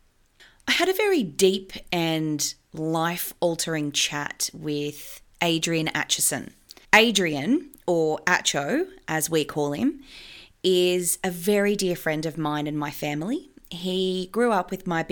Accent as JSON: {"language": "English", "town": "Forbes", "region": "New South Wales", "country": "Australia", "tie": "born or raised there", "said": "I grew up in a pub in a small country town called Forbes"}